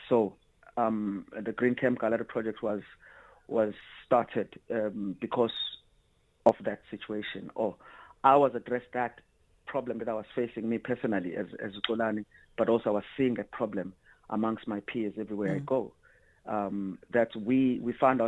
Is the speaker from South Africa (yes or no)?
yes; South Africa; also born or lived in Sweden; the society that I grew up under in South Africa